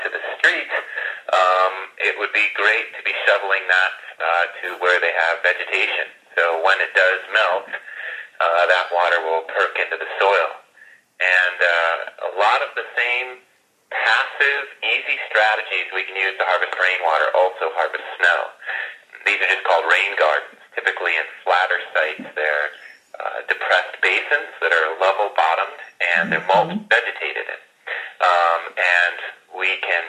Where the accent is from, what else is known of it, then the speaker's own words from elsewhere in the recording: Tucson, Arizona, United States; I grew up in Tucson, Arizona